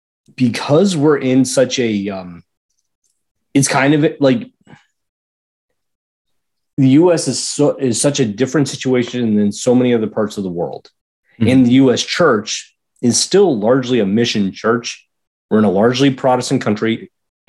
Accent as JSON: {"language": "English", "country": "United States", "said": "as an American Catholics"}